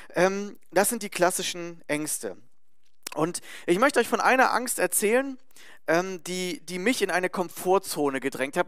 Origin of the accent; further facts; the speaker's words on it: Germany; Als Deutscher